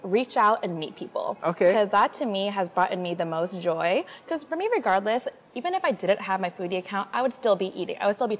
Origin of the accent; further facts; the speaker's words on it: Portland, Oregon, United States; moved away as an adult; also born or lived in Orange County, California; now in Seattle, United States; I'm born and raised in Portland, but I actually did a little stint in Southern California for about a year.